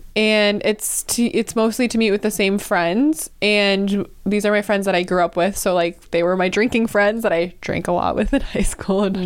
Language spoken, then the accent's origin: English; rural Wisconsin, United States; I grew up in rural Wisconsin, a small town